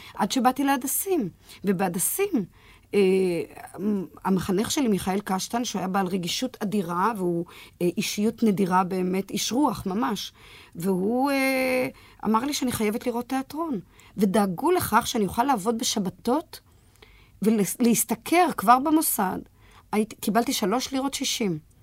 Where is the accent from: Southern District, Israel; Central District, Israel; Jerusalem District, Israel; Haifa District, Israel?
Central District, Israel; Petah Tikva; ילידת פתח תקווה, ילידת 1939